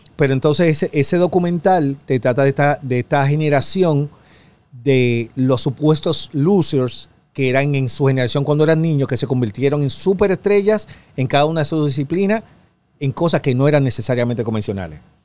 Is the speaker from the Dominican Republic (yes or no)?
yes; Dominican Republic; soy yo de República Dominicana